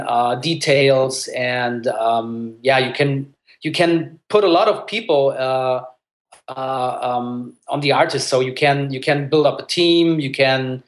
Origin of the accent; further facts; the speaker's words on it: Germany; English is a second language; I was born in Germany, but I grew up bilingual, so my parents were just speaking at home in Italian